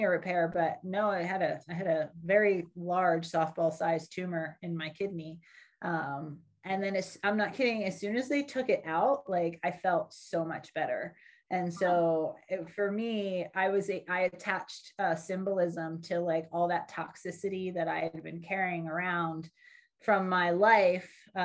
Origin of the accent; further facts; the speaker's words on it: Philadelphia, Pennsylvania, United States; moved away as an adult; born just outside of Philadelphia, and I spent the first 25 years of my life there.